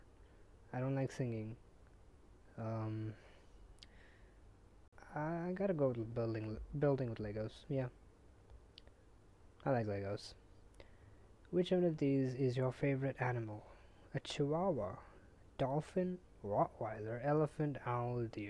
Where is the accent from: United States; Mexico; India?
India; I'm Indian